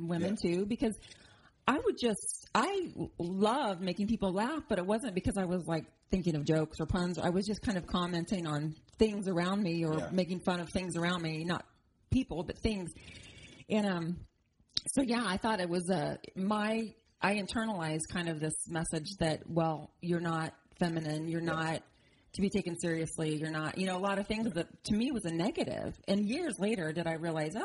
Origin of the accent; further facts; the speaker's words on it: Fairview, Oklahoma, United States; I grew up in Oklahoma, tiny town near the Panhandle.